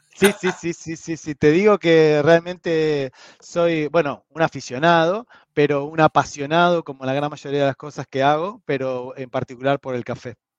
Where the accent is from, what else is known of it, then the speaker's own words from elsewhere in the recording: Argentina; como mal argentino